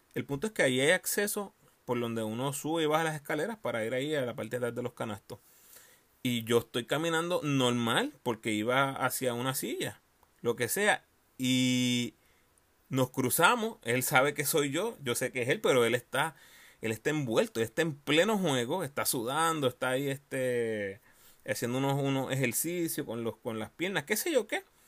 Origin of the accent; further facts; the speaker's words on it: Puerto Rico; moved away; yo como boricua que soy